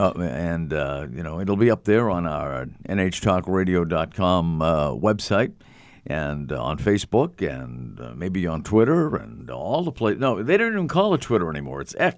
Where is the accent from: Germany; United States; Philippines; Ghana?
United States; Massachusetts; I grew up in Massachusetts